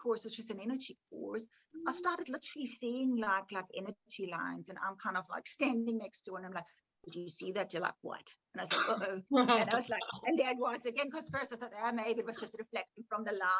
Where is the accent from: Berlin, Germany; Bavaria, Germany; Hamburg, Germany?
Bavaria, Germany; moved away; I grew up in Germany.